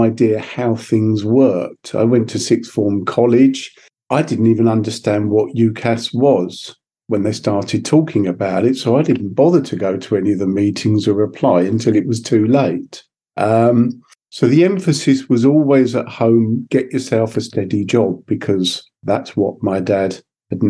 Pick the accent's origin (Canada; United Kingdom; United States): United Kingdom; Sussex, South East England; I was brought up in Sussex